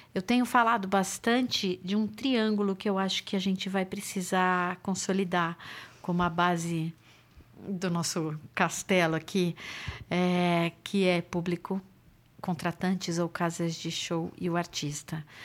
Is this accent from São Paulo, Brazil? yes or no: yes; São Paulo, Brazil; nasci em São Paulo